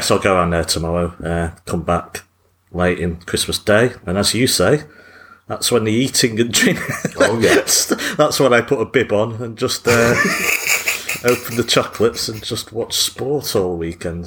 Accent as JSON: {"language": "English", "region": "England", "country": "United Kingdom", "said": "as an English person"}